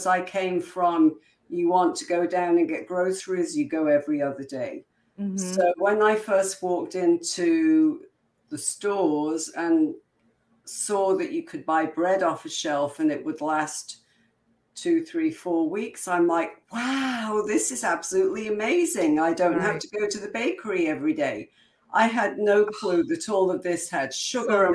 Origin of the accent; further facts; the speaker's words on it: Coventry, West Midlands, United Kingdom; moved away as an adult; also born or lived in New Mexico, United States / Utah, United States; now in Florida, United States; I'm originally from Coventry, England